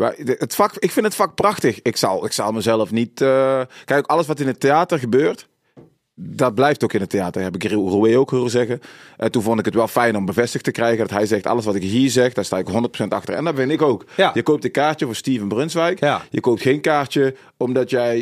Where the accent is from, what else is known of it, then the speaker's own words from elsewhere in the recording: North Brabant, Netherlands; ik kom uit Brabant, uit het zuiden, donkerjongen uit Brabant